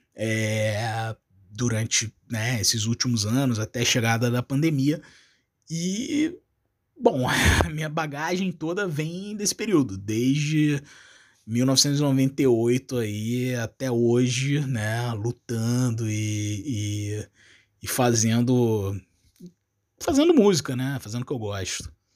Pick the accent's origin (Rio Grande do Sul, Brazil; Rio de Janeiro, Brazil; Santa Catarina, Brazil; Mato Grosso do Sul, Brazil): Rio de Janeiro, Brazil; moved away as an adult; now in Uruguay; eu sou do Rio de Janeiro, né? Mas atualmente eu, eu, eu trabalho no Uruguai